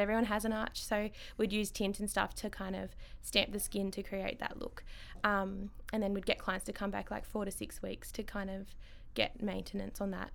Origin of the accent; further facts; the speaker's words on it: Ballarat, Victoria, Australia; Ballarat born and bred